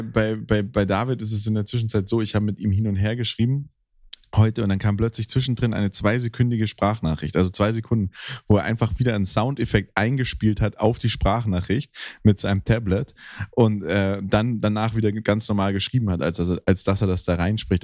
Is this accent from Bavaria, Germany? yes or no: no; Hüfingen, Baden-Württemberg, Germany; moved away; Hüfingen ist im Schwarzwald bei mir, da wo ich aufgewachsen bin.